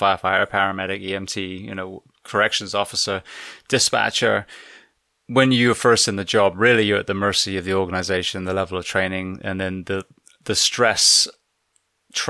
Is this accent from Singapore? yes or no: no; United Kingdom; now in United States; As a Brit living in the US